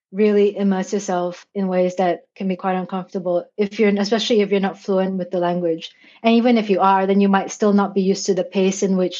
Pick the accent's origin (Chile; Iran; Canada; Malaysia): Malaysia; first language English; moved away as an adult; also born or lived in Australia; now in Tokyo, Japan; I was born and raised in Malaysia